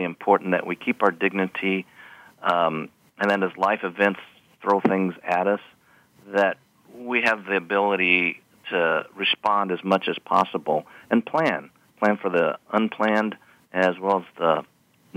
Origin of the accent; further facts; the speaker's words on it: Kentucky, United States; I grew up in Kentucky